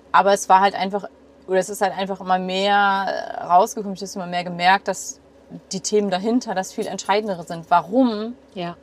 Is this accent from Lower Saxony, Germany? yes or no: yes; near Hanover, Lower Saxony, Germany; moved away; In der Nähe von Hannover.